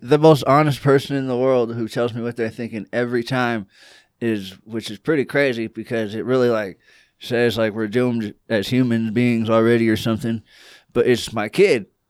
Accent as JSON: {"language": "English", "region": "California", "country": "United States", "also_born_or_lived": "Georgia", "said": "I'm from California"}